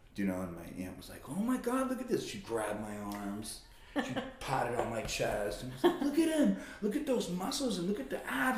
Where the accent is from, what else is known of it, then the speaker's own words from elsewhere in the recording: Las Vegas, Nevada, United States; moved away as an adult; now in Reno, United States; I'm born and raised in Vegas